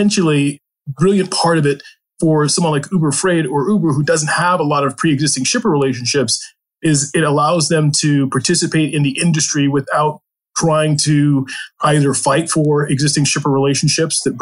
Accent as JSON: {"language": "English", "region": "Maryland", "country": "United States", "tie": "born or raised there", "said": "I grew up on a farm in Maryland"}